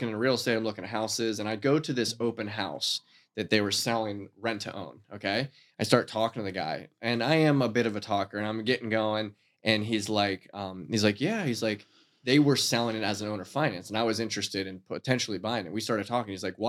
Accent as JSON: {"language": "English", "town": "Titusville", "region": "Pennsylvania", "country": "United States", "also_born_or_lived": "Erie / Edinboro", "moved": "yes", "said": "I'm originally from Titusville."}